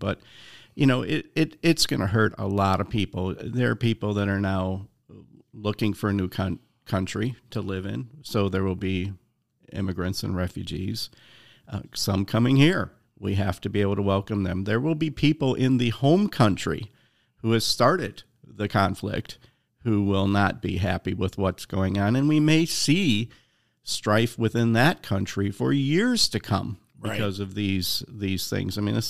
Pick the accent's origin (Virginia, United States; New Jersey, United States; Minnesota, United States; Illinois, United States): Illinois, United States; Chicago; You know, I'm from the South Side of Chicago, so I like Chicago style pizza